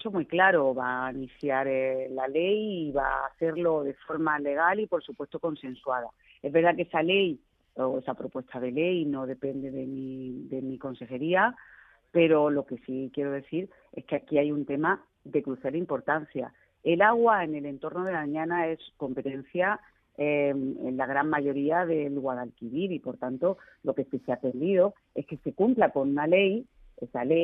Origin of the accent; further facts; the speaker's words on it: Andalusia, Spain; uno de los cada tres perceptores de la paz, que somos andaluces